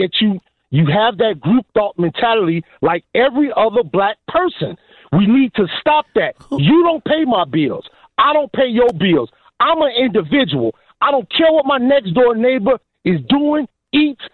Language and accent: English; Gary, Indiana, United States; I'm from Gary. In Gary, Indiana